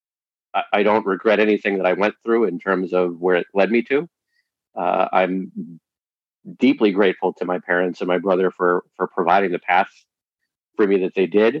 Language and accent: English; West Hartford, Connecticut, United States; I grew up here in West Hartford, Connecticut